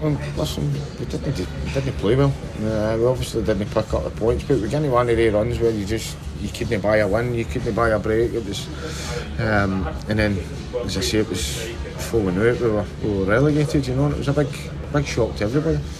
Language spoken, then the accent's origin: English; Glasgow, Scotland, United Kingdom; growing up in Castlemilk was um, that was good